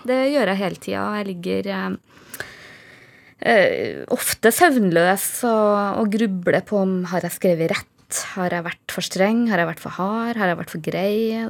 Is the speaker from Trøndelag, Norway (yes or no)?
yes; Trøndelag, Norway; moved away as an adult; jeg er fra Nord-Trøndelag